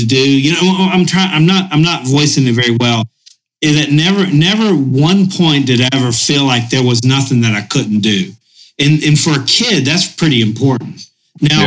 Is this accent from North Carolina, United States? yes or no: yes; Boone, North Carolina, United States; we grew up in Boone. And it's cold in Boone. It's the mountains of North Carolina